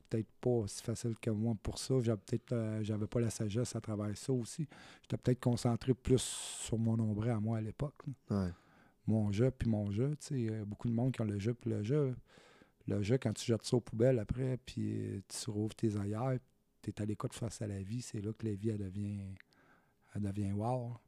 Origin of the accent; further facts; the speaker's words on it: Saint-Jean-sur-Richelieu, Quebec, Canada; moved away as an adult; also born or lived in Saguenay, Quebec; je suis natif du Saguenay, mais je suis parti de là-bas, j'avais 6 ans, puis moi, j'ai fait ma... ma, vie ici, sur la Rive-Sud, à Saint-Jean, c'est... La... la, majeure partie de ma, vie, je l'ai passée à Saint-Jean-sur-Richelieu